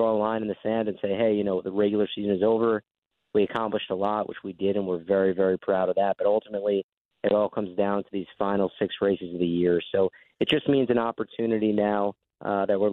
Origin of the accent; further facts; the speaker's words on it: New York, United States; us New Yorkers